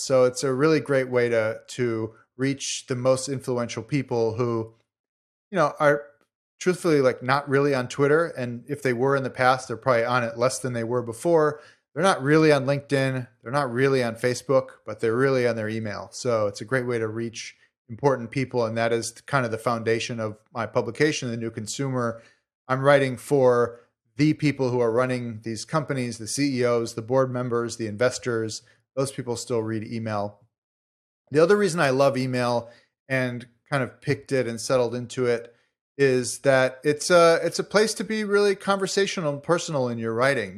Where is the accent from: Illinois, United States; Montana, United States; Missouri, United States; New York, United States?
Illinois, United States; Chicago; moved away; I'm from Chicago originally.